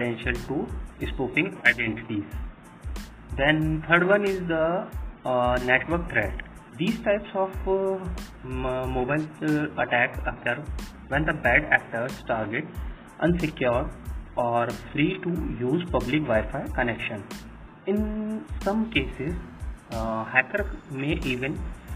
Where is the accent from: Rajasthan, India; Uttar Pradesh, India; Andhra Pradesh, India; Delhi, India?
Rajasthan, India; Ajmer; also born or lived in Jaipur, Rajasthan; I am basically from Ajmer, Rajasthan